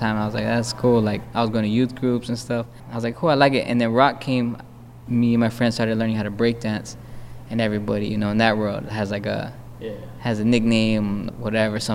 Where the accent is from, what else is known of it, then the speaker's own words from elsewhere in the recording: Phoenix, Arizona, United States; moved away as an adult; now in Chicago, United States; I was born and raised in West Phoenix